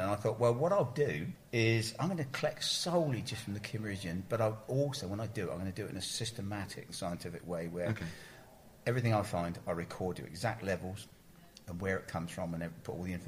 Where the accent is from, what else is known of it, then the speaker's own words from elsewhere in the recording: Ferndown, South West England, United Kingdom; I grew up around Ferndown